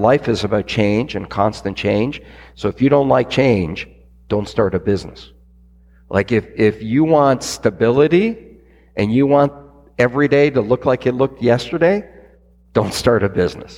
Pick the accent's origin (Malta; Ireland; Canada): Canada; I'm Canadian